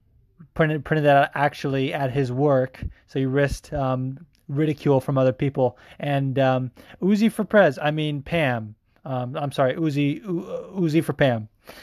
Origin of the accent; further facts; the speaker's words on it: California, United States; And I'm from California.